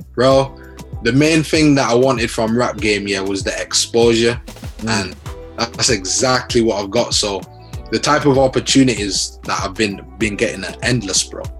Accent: Leeds, Yorkshire and the Humber, United Kingdom; born or raised there

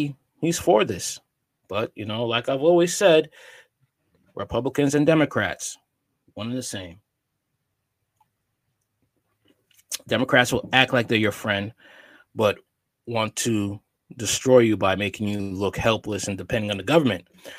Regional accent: Miami, Florida, United States; It was humbling to learn about the world well beyond my hometown of Miami from the firsthand account of my classmates.

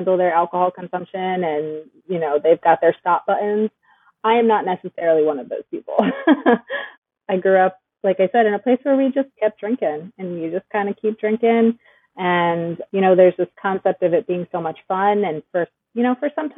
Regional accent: Wallingford, Connecticut, United States; moved away; I grew up in the Northeast. I actually grew up in Connecticut.

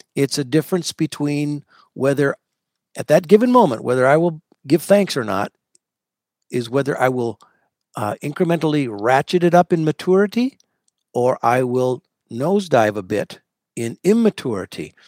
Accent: United States; I'm an American murmurer.

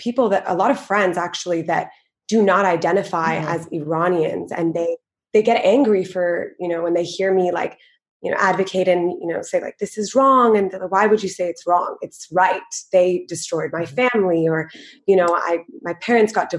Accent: United States; I'm American too

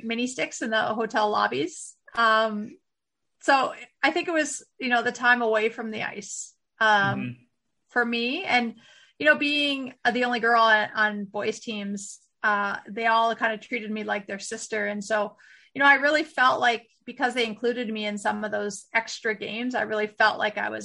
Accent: Winnipeg, Manitoba, Canada; growing up in Winnipeg, we used to always play down in Minnesota

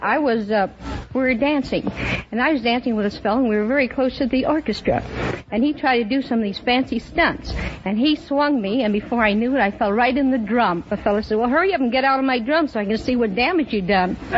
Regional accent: Chicago, Illinois, United States

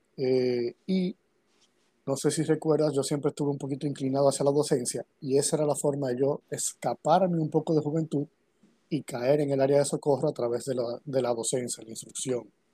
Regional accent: Santo Domingo, Dominican Republic; Yo nací aquí en República Dominicana, en Santo Domingo, eh, en el año 82, 1982

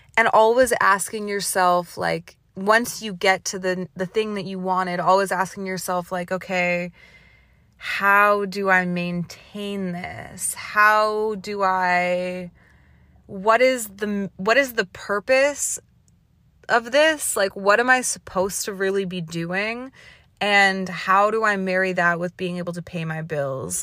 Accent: Canada; moved away; also born or lived in Toronto; being Canadian or, like, the way I was raised

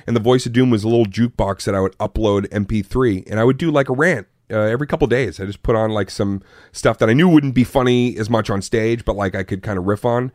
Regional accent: Arlington, Massachusetts, United States; Born and raised in Arlington, Massachusetts

